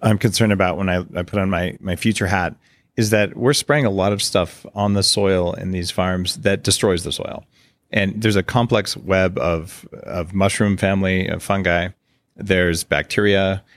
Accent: United States; moved away as an adult; now in Victoria, Canada; I'm a permanent resident, but I'm American.

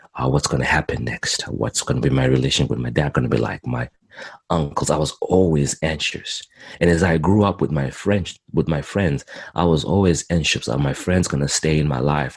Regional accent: Zimbabwe; also born or lived in Montreal, Canada; now in Edmonton, Canada; I was born in in Zimbabwe, Southern Africa, and I came to Canada in 2001

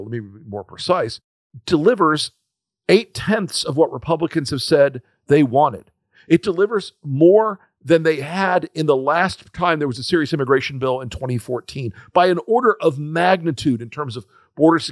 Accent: Florida, United States; I'm from Florida

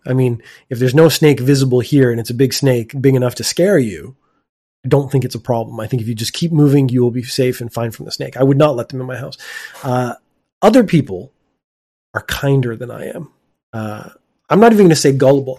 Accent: Canada; now in Japan; my home country of Canada

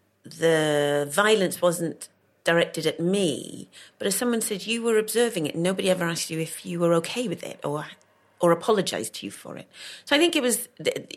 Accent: Cardiff, Wales, United Kingdom; also born or lived in London; I was born in London. Right. And then when I was a couple of months old, was taken to Cardiff

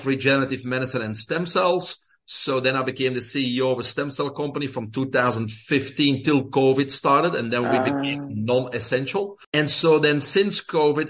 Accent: Belgium; English is a second language; moved away as an adult; I'm originally from Belgium, small country in Europe

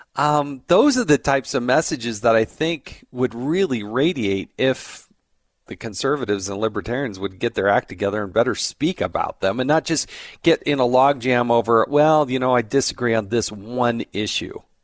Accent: California, United States; I was born in California

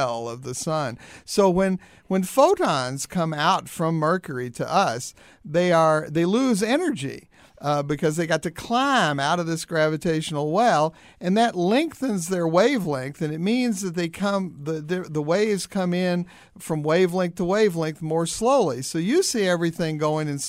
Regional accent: Louisville, Kentucky, United States; now in Princeton, United States; I'm from Louisville, Kentucky, originally

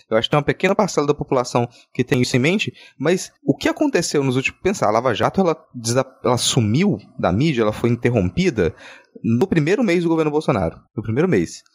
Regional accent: Minas Gerais, Brazil; Eu sou mineiro

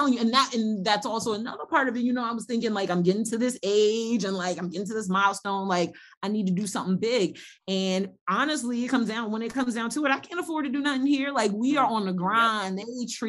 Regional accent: United States

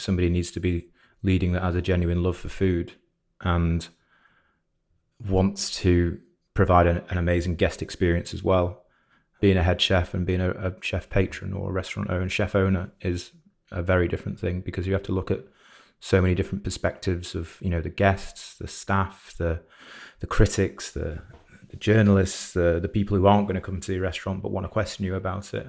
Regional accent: Shropshire, West Midlands, United Kingdom; now in Manchester, United Kingdom; I'm not from Manchester. I'm from Shropshire originally.

